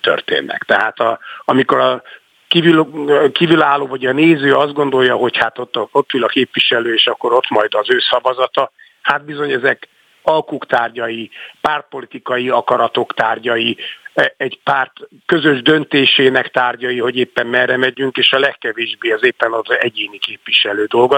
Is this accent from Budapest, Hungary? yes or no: yes; Budapest, Hungary; also born or lived in Szombathely; újlipott városi gyerek számára, aki egyébként tényleg szombathelyen születtem, de ez csak egy véletlen néhány hónapot éltem ott, aztán visszajöttünk Pestre.